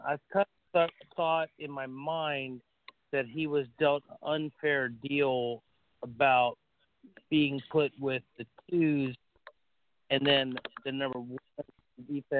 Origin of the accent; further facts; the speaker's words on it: Florida Keys, United States; now in Orange City, United States; and I'm a Cuban American. I'm from South Florida. I grew up in the Keys. I'm all Miami. My family's all Miami.